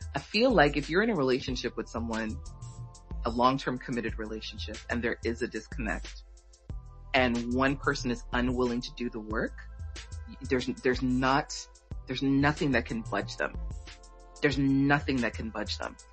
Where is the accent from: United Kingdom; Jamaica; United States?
Jamaica; from being like Jamaican